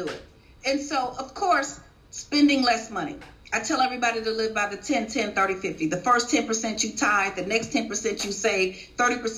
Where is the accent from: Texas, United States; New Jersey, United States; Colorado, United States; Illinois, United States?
Illinois, United States; Chicago; I was born and raised in Chicago.